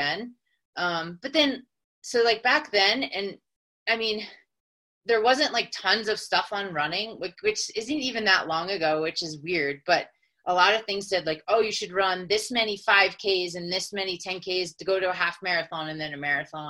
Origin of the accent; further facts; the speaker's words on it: West Chester, Pennsylvania, United States; moved away as an adult; also born or lived in Brooklyn, New York / Philadelphia, Pennsylvania; now in Colorado, United States; I'm from Westchester, Pennsylvania, and I grew up there